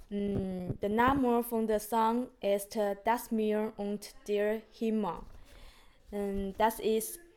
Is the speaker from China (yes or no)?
yes; China; first language Chinese; German is a second language; now in Switzerland; Uh, meine Muttersprache ist äh, Chinesisch.